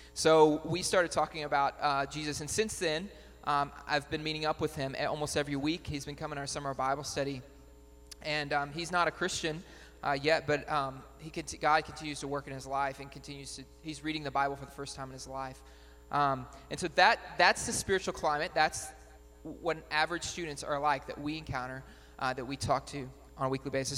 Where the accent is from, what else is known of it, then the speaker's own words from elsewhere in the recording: Batesville, United States; moved away as an adult; now in Worcester, United States; I grew up in Batesville